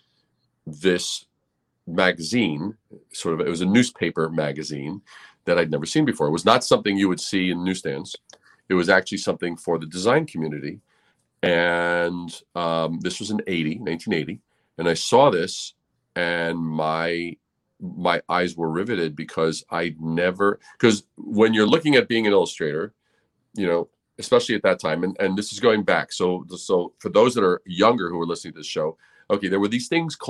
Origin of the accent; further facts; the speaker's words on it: New York City, New York, United States; Growing up in New York City